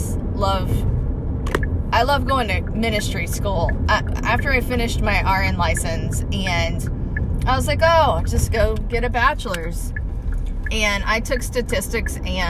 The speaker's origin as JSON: {"language": "English", "town": "Ocala", "region": "Florida", "country": "United States", "tie": "born or raised there", "said": "I grew up here in Ocala"}